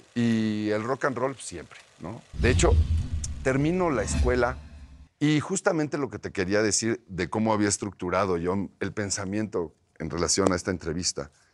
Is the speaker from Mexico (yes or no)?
yes; Mexico City, Mexico; also born or lived in Coyoacán, Mexico City; toda mi vida vivía en la colonia del Valle